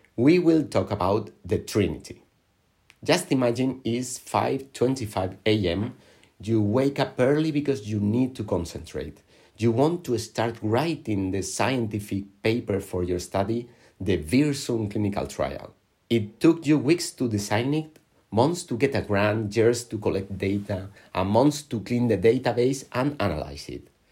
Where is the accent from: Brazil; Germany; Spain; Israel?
Spain; Alicante, Valencian Community; I was born in Alicante in, on the Mediterranean coast of Spain